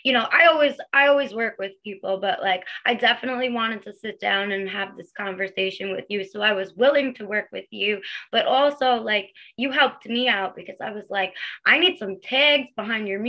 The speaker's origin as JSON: {"language": "English", "area": "Long Island", "region": "New York", "country": "United States", "said": "I'm from Long Island, New York"}